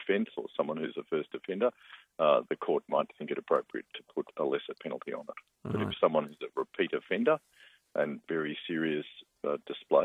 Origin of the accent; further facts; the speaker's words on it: Victoria, Australia; in my home state of Victoria